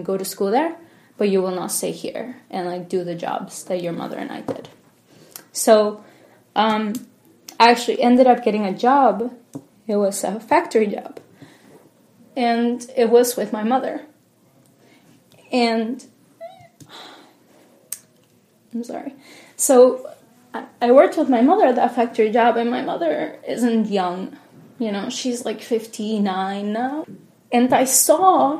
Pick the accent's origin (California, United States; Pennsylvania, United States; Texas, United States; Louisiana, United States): Pennsylvania, United States; Harrisburg; also born or lived in Miami, Florida; now in Lancaster, United States; I grew up in Harrisburg. That's initially where I went to school, went to middle school, high school there